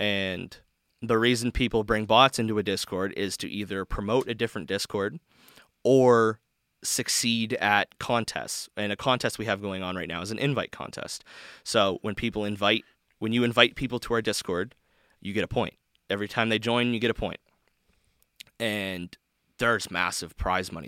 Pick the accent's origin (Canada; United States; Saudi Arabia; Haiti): Canada; I'm from Canada